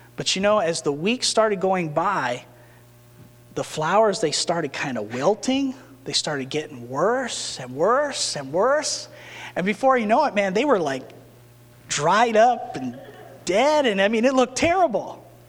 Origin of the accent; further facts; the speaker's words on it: New Mexico, United States; when I was growing up in New Mexico